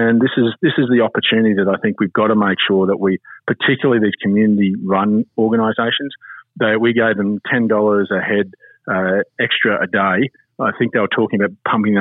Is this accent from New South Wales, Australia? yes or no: no; Chinchilla, Queensland, Australia; I was born in Chinchilla.